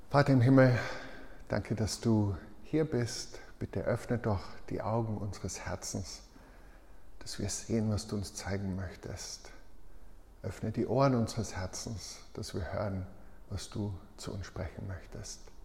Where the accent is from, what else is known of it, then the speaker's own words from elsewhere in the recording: Tyrol, Austria; ich als Tiroler